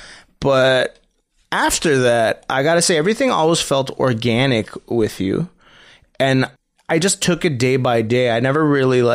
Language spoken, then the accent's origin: English; Montreal, Quebec, Canada; growing up in Montreal, I had a lot of Italian Greek friends